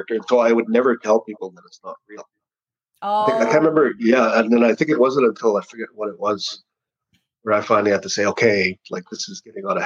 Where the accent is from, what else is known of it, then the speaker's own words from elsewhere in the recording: Hollow Water First Nation, Manitoba, Canada; I grew up mostly in a place called Hollow Water First Nation.